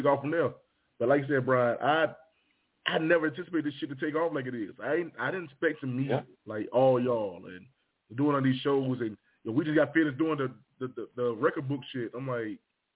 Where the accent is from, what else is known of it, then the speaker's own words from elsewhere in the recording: Henderson, United States; my hometown, Henderson, had the second highest crime rate